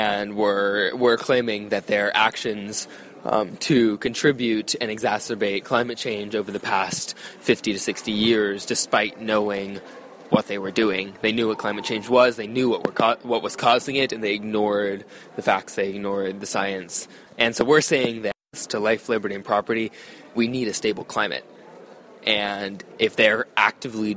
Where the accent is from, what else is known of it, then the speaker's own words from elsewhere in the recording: Eugene, Oregon, United States; I grew up in Eugene, Oregon.